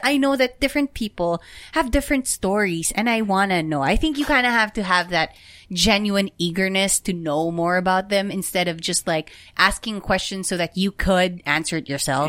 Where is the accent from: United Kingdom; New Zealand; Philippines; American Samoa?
Philippines; our culture as Filipino people.